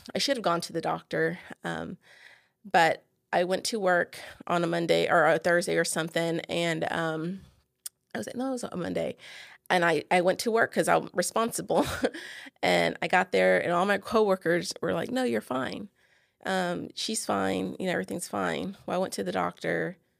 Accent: San Antonio, Texas, United States; now in Bossier City, United States; I live in Bossier City, Louisiana. I'm originally from San Antonio.

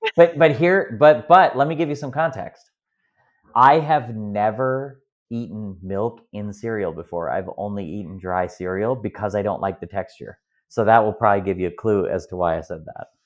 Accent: Midwest, United States; I'm from the Midwest here in America

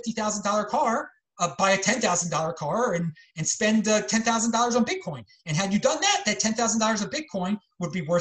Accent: Baltimore, Maryland, United States; moved away; also born or lived in Los Angeles; I'm from Baltimore originally, which is north of Washington, D.C., south of Philadelphia

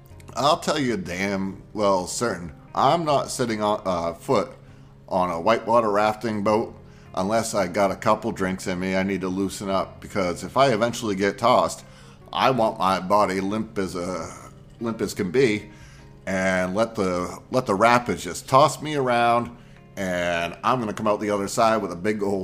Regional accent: Maine, United States; I grew up with lakes, rivers, and oceans. I grew up in Maine

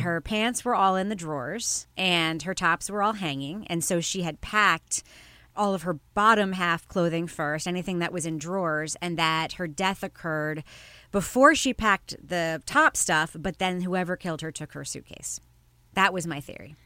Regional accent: United States; as an American

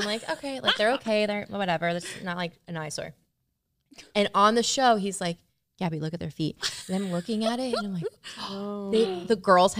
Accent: Wellington, Florida, United States; growing up in Wellington

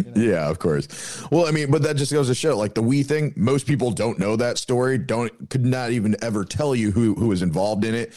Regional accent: Iowa, United States; I went to Iowa State for a little bit in, in my home state

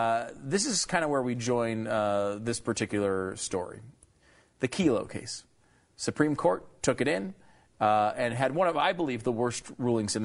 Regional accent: Connecticut, United States; I'm from Connecticut

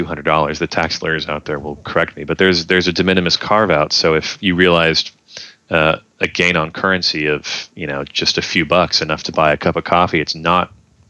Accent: New York, United States; my home state of New York

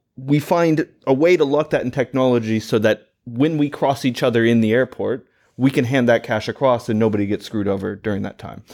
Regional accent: United States; as an American, I love that we're sitting in London

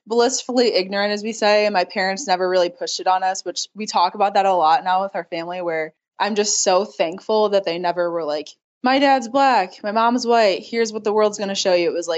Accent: Ohio, United States; I'm from Ohio

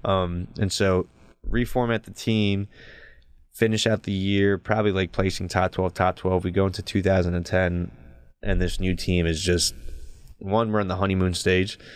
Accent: New Jersey, United States; I was from Jersey

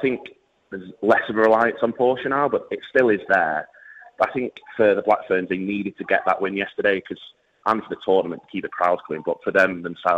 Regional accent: England, United Kingdom; even for me as an Englishman

